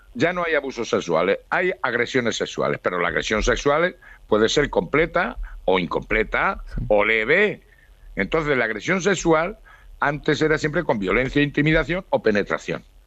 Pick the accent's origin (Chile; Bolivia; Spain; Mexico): Spain; Soy español